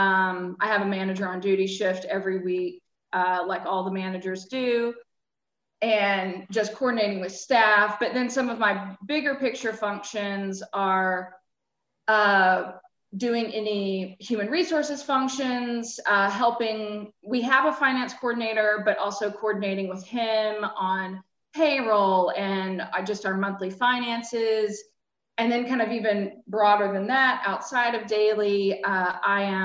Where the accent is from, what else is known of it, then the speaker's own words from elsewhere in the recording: Georgia, United States; moved away as an adult; also born or lived in Vermont / Athens, Georgia; I grew up in Georgia, but had lived in Vermont for many, many years